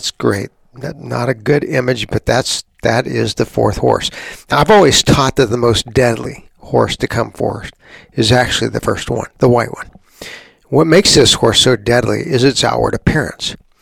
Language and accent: English; San Antonio, Texas, United States; I was a kid growing up in Texas, our country's leading atheist, a woman named Madeline Marie O'Hare, lived just down the road from us. I grew up in San Antonio